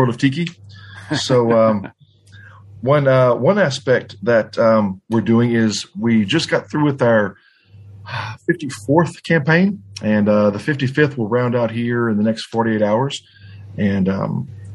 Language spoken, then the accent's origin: English; Louisiana, United States; I'm from Louisiana and around not too far from the New Orleans area